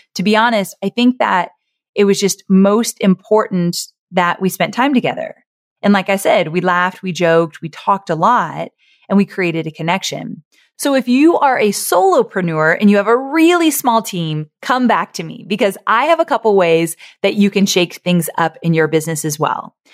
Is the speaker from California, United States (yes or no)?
yes; Orange County, California, United States; I was born and raised in Orange County, California. I grew up with Disneyland in my backyard